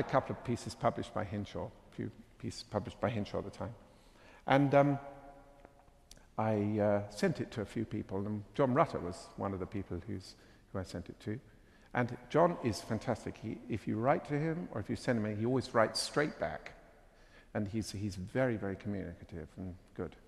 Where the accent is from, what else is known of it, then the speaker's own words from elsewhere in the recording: England, United Kingdom; accent: English; my English accent